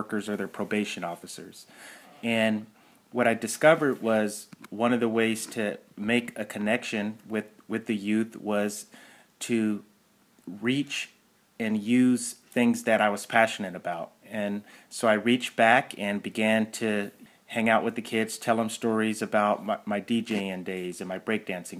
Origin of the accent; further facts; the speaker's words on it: Pasadena, California, United States; born and raised in Pasadena, California, about 15 minutes north of downtown LA.